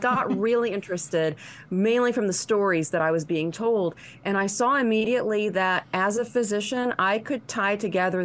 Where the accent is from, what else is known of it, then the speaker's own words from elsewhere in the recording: Waverly, Tennessee, United States; now in Nashville, United States; Waverly is my hometown